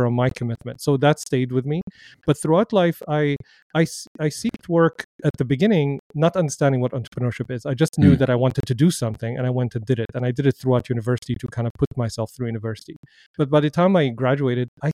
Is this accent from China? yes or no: no; Damascus, Damascus Governorate, Syria; moved away; I grew up in Damascus, Syria.